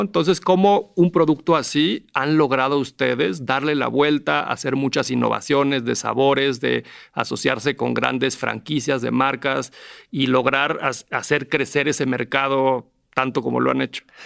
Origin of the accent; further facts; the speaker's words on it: Mexico; como mexicanos